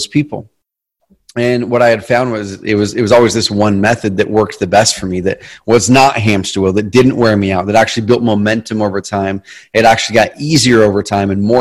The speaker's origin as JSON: {"language": "English", "region": "Southern Oregon", "country": "United States", "tie": "born or raised there", "also_born_or_lived": "Roseburg, Oregon", "said": "We grew up in Southern Oregon in a different town. I live in a town called Roseburg now"}